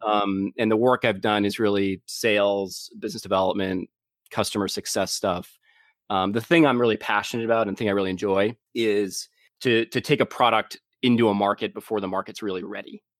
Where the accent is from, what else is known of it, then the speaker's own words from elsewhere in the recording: Boston, Massachusetts, United States; also born or lived in San Francisco; I grew up in, uh, in Boston area